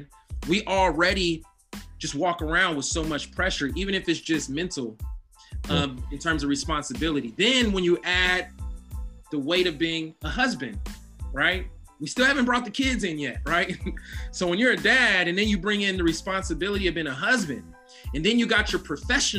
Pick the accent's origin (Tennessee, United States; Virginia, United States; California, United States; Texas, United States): California, United States; Oakland; I was born in 1982, so I was raised in Oakland in the 80s